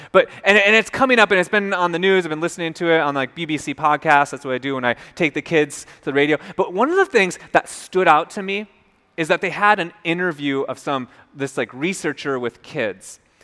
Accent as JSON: {"language": "English", "region": "Minnesota", "country": "United States", "also_born_or_lived": "North Carolina", "moved": "yes", "said": "I'm from Minnesota"}